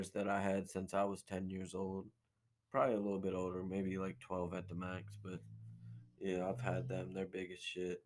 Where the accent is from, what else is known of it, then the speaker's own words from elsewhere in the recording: Baltimore, Maryland, United States; we come from Baltimore